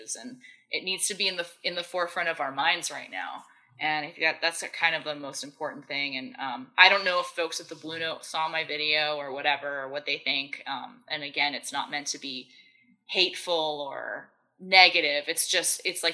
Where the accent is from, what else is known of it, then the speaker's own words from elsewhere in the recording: West Hartford, Connecticut, United States; I'm from West Hartford